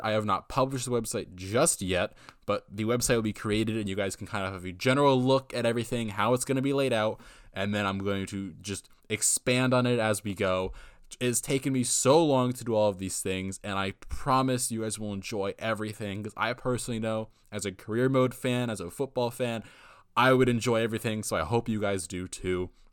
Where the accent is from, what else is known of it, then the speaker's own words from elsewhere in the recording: United States; I'm an American